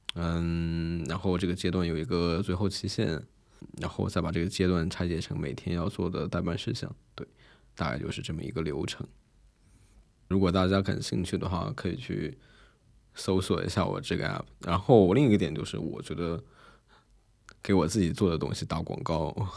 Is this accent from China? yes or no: yes; China; 作为一个中国人